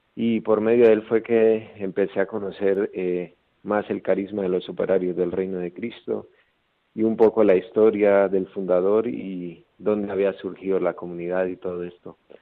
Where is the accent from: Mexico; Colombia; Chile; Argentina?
Colombia; Gramalote, Norte de Santander; moved away; soy de Colombia, de un pueblito llamado Gramalote.